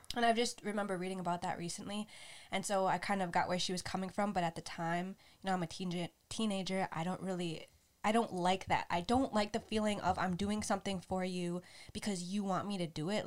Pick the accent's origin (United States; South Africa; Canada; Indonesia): United States; I was raised in the United States